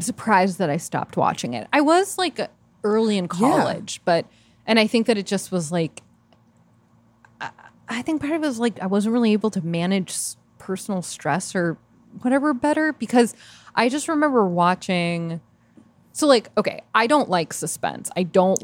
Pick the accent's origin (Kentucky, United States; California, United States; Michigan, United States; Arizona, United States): Arizona, United States; Tucson; I'm from Tucson